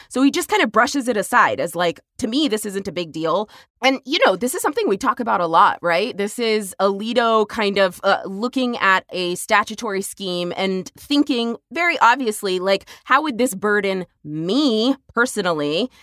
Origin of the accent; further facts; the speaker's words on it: Texas, United States; my home state Texas